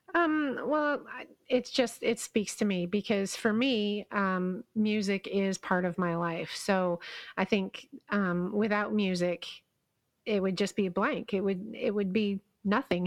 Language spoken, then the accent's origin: English; Kingston, Ontario, Canada; my hometown has this, well, not anymore, but it used to have this, um, little theme park. It wasn't anything like Six Flags or Disney or anything, but it was called Lake Ontario Park